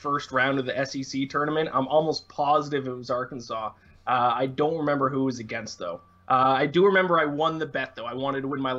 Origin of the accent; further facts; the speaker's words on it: Canada; me being Canadian, I played a lot of NHL growing up